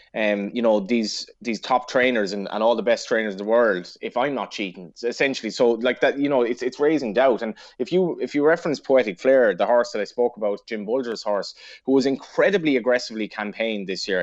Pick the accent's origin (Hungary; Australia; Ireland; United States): Ireland